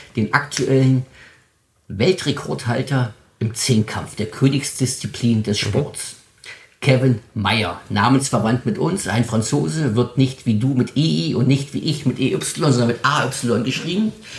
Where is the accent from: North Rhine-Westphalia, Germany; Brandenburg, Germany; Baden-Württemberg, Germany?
Brandenburg, Germany; Spreewald; Meine Familie ist seit 1901 in meiner Heimat hier im Spreewald als ehrbare Kaufleute aktiv